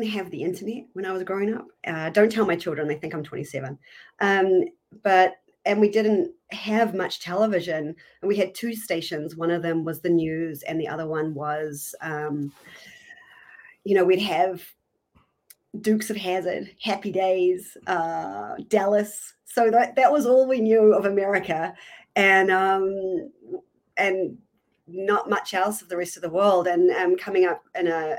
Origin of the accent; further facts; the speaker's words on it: Hamilton, Waikato, New Zealand; moved away as an adult; also born or lived in New York City, United States; I'm from New Zealand originally, born and bred. I was brought up in the North Island in a little town called Hamilton